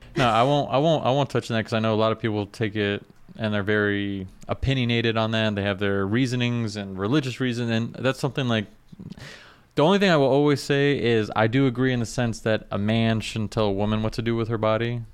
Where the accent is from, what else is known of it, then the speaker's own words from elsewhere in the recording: South Florida, United States; I'm from South Florida